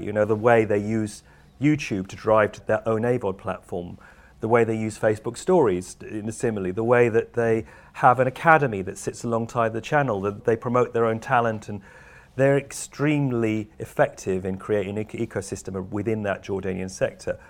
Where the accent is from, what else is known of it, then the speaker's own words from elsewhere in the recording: United Kingdom; I'm a Brit